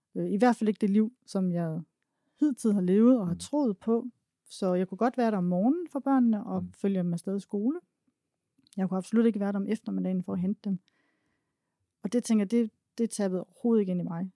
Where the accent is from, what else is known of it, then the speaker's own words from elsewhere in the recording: Denmark; jeg var egentlig født og opvokset i Træsko i Jylland